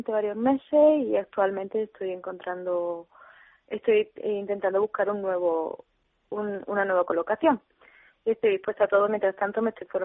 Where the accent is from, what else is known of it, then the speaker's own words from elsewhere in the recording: Córdoba, Andalusia, Spain; now in Pozoblanco, Spain; eh, soy de Córdoba, vivo en un pueblo, en Pozo Blanco, soy licenciada en Derecho